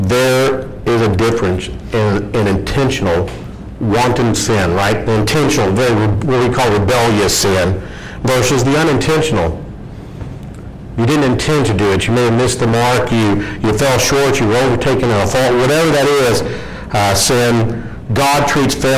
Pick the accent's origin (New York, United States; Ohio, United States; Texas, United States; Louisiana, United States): Louisiana, United States; I grew up in Louisiana, about a quarter mile from the North Gate entry of Barksdale Air Force Base